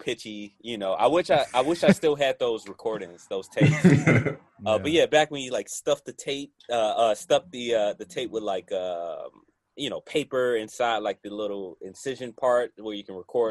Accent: Chicago, Illinois, United States; I'm from Chicago

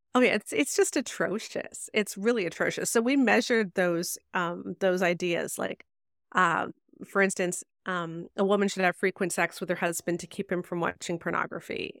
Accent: Canada; I'm Canadian.

